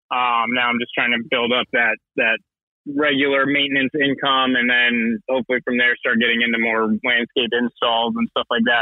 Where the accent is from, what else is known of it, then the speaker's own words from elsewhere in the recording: Venice, Florida, United States; now in Lutz, United States; it's funny where I grew up in Venice, Florida.